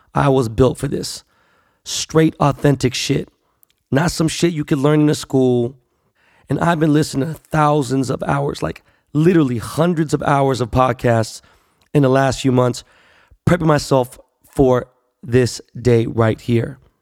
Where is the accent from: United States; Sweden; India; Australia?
United States; Los Angeles, California; I was born and raised here in Los Angeles